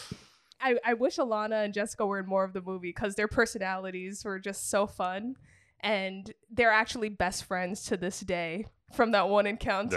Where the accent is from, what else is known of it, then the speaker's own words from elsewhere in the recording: New England, United States; growing up in New England